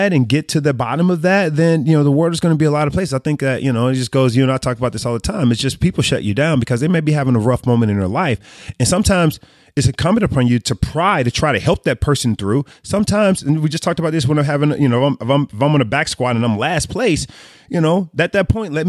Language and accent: English; Meridian, Mississippi, United States; born there; Oh, man. So I was born in Meridian, Mississippi.